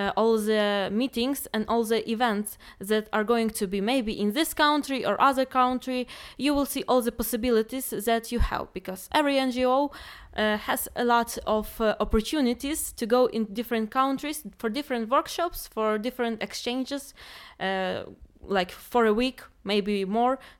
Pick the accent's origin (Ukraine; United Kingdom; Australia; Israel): Ukraine; now in Poznan, Poland; I'm from Ukraine and I'm a student of cognitive science in Poznan